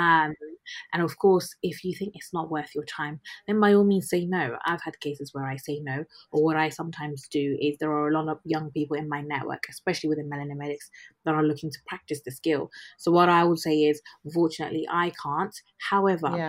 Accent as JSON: {"language": "English", "country": "United Kingdom", "also_born_or_lived": "Ghana", "said": "I am a British Ghanaian doctor currently practicing in the UK."}